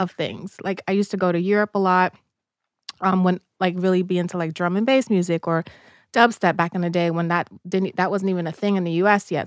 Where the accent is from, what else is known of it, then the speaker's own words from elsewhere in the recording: New York City, New York, United States; I grew up in the South Bronx in the eighties, which was a very, uh, tough place to grow up in.